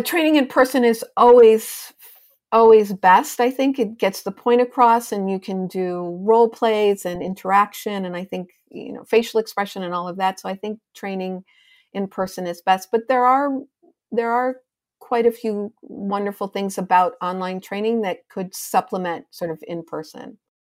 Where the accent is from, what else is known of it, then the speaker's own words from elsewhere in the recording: Chicago, Illinois, United States; also born or lived in Evanston, Illinois; now in New York City, United States; Chicago's my hometown